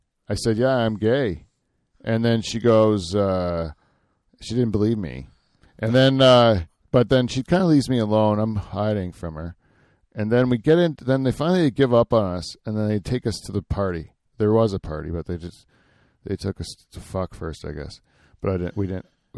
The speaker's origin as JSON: {"language": "English", "area": "Norfolk County", "region": "Ontario", "country": "Canada", "tie": "born or raised there", "said": "I grew up around here in Norfolk County"}